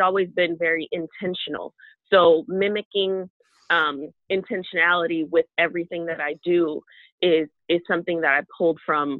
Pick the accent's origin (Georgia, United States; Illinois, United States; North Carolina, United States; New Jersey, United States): Illinois, United States; Chicago; now in Florida, United States; I'm originally from Chicago